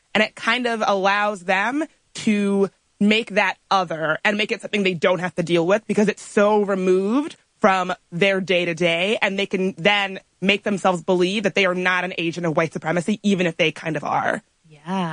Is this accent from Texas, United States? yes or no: no; Richmond, Virginia, United States; I grew up right outside of Richmond, Virginia